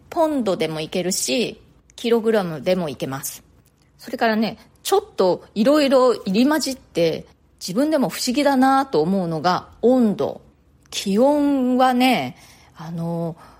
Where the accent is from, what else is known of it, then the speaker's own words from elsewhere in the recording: Japan; moved away as an adult; now in New York, United States; 私は日本で生まれ育って、大人になってからニューヨークに移住した